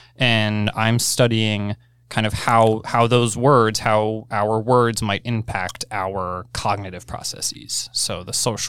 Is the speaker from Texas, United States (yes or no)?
no; Short Hills, New Jersey, United States; I grew up in a town called Short Hills, New Jersey.